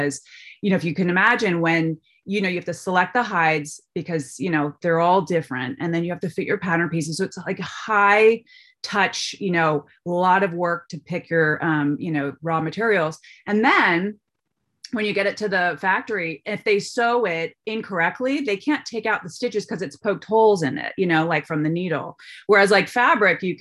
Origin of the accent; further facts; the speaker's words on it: Mill Valley, California, United States; I'm born and raised in Mill Valley